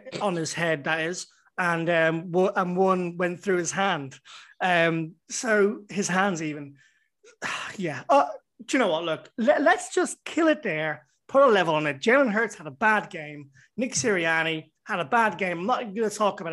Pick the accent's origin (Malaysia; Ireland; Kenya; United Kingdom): Ireland; I'm Irish.